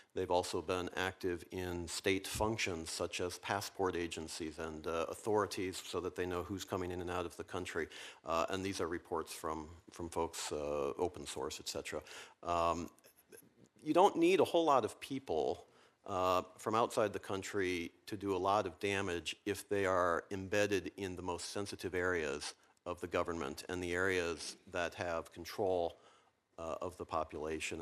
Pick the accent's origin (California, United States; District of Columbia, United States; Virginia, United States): Virginia, United States; my home state of Virginia